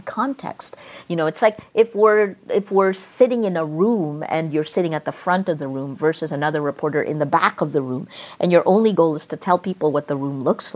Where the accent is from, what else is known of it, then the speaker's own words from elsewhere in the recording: United States; moved away; also born or lived in Philippines; I was 5'2" Asian American. I'm Filipino American.